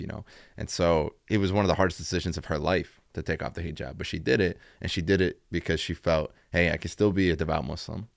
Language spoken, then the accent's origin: English; Dayton, Ohio, United States; now in Chicago, United States; I'm originally from Dayton, Ohio.